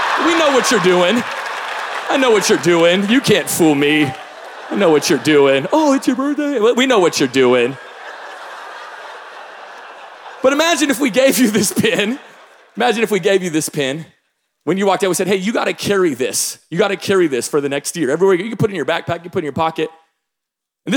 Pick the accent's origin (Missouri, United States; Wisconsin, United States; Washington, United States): Washington, United States; Tacoma; I'm from the Pacific Northwest. I grew up in Tacoma, Washington